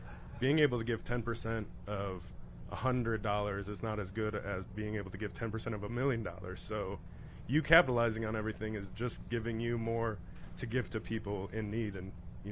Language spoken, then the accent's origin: English; Wisconsin, United States; I'm from Wisconsin